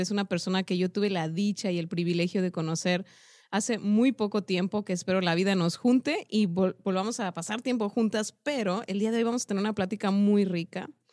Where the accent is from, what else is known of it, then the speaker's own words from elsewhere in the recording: Mexico; como mexicanos y como este lado del mundo